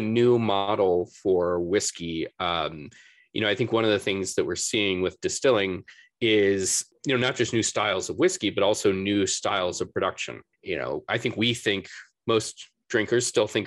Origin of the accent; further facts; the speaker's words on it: Tennessee, United States; I grew up in Tennessee